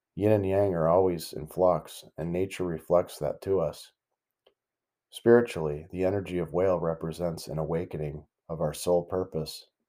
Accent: the Great Lakes region in the Midwest, United States; Growing up in the Great Lakes region in the Midwest

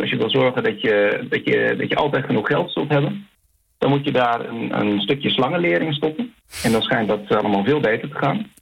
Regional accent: Netherlands; now in Chile; zelf als Nederlander

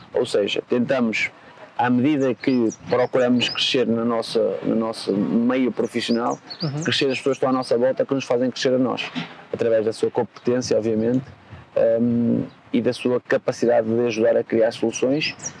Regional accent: home town of the Lagoense club, Norte, Portugal; o Lagoense, que é o clube da minha terra natal

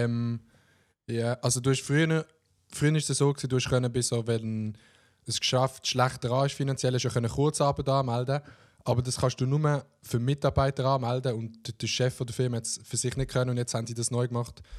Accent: Oberbaselbiet, Basel-Landschaft, Switzerland; ich komme aus dem Oberbasel-Biet

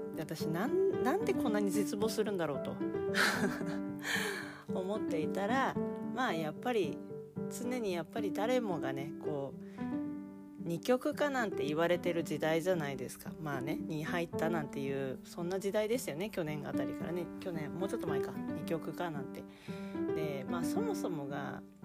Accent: Japan; 私は割と日本人に生まれてきたことを割とこうなんていうかな誇りを感じている生き物だったんだな

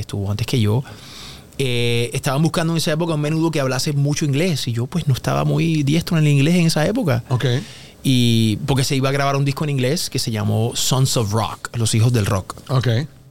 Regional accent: Puerto Rico; Yo soy de Puerto Rico, yo hablo inglés, pero desde niño pues yo no hablaba mucho inglés

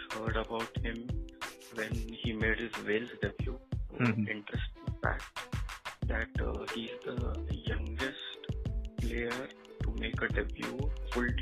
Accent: India; as we are from India, India is a cricket-based mindset

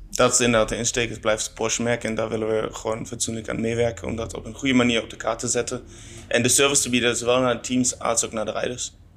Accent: Germany; Dutch is a second language; moved away; ik kom oorspronkelijk uit Duitsland, dus dat ga je wel horen.

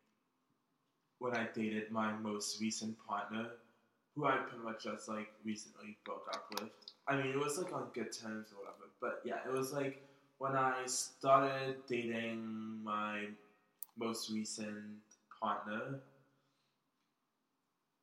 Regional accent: Philadelphia, Pennsylvania, United States; born and raised in West Philly

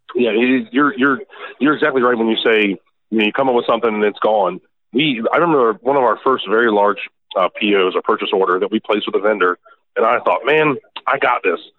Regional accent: Annapolis, Maryland, United States; we're from Maryland, uh, Annapolis, Maryland, right by the Naval Academy

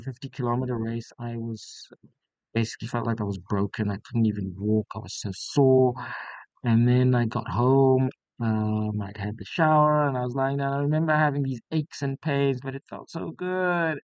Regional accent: South Africa; moved away as an adult; now in Beppu, Japan; I'm from South Africa, so we have a very temperate climate

